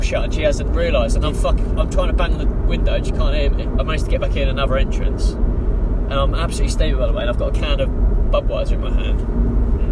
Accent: United Kingdom; I'm British

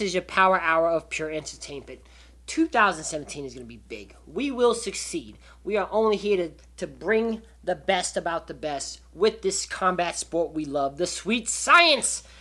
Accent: Las Vegas, Nevada, United States; I'm from Vegas.

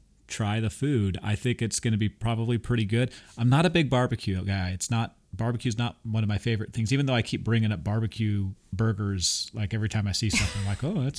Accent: France; We come from France.

